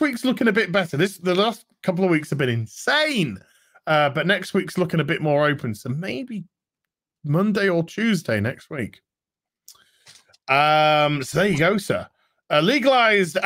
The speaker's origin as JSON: {"language": "English", "country": "United Kingdom", "said": "I'm British, obviously. I'm Brit brat."}